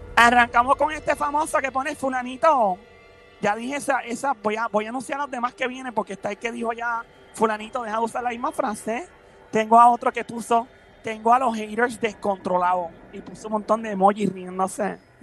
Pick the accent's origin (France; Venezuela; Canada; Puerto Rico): Puerto Rico; Caguas; also born or lived in San Lorenzo; me crié en Cagua, entre Cagua y San Lorenzo